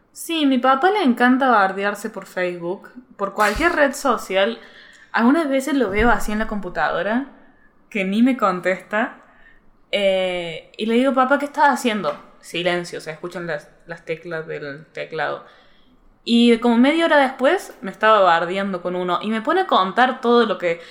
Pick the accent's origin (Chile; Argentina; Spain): Argentina; Córdoba; accent: cordobés; yo soy de Córdoba